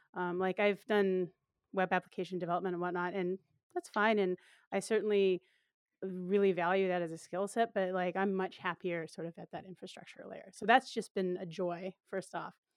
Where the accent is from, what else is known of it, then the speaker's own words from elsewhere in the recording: Portland, Oregon, United States; It's in my hometown